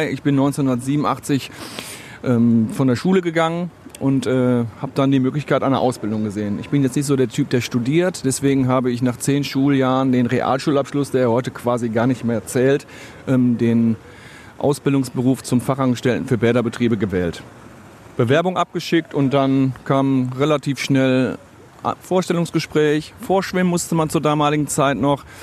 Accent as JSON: {"language": "German", "town": "Essen", "region": "North Rhine-Westphalia", "country": "Germany", "tie": "born or raised there", "said": "Ist meine Heimatstadt, die Stadt Essen. Gerne auf der Margaretenhöhe, im Wald, wenn ich mit meinem Hund, mit der Familie spazieren gehe."}